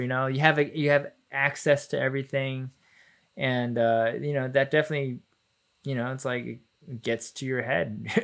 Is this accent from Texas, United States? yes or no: yes; Plano, Texas, United States; also born or lived in Garland, Texas; we moved from Garland to Plano